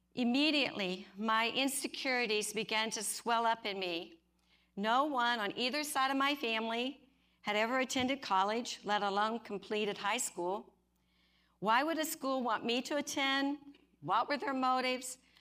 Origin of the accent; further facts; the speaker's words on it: Oklahoma, United States; I grew up in Oklahoma